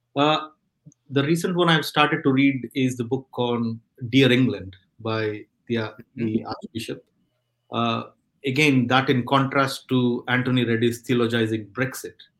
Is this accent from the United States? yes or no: no; India; now in Stockport, United Kingdom; I come from India